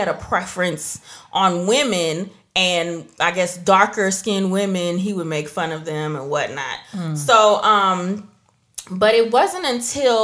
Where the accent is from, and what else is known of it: United States; born or raised there; also born or lived in Trinidad and Tobago / Georgia, United States